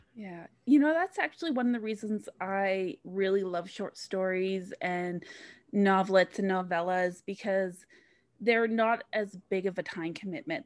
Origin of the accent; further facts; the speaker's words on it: Vancouver, British Columbia, Canada; I grew up in Vancouver, so I grew up surrounded by the mountains